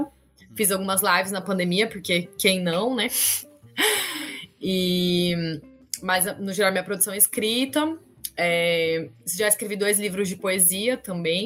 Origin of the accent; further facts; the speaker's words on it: Campinas, São Paulo, Brazil; moved away as an adult; now in Rio Grande do Norte, Brazil; eu nasci em São Paulo, é, mas morei a vida, assim, até de quando nasci até 25 anos, mais ou menos, em Campinas, né, interior de São Paulo.